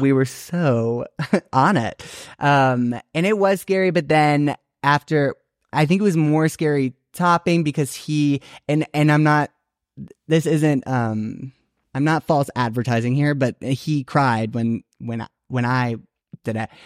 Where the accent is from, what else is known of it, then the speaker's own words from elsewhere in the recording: Naperville, Illinois, United States; I grew up in Naperville, Illinois